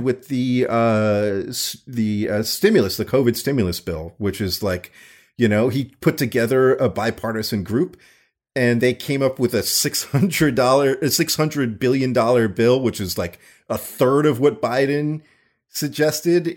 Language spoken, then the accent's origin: English; Florida, United States; I grew up in Florida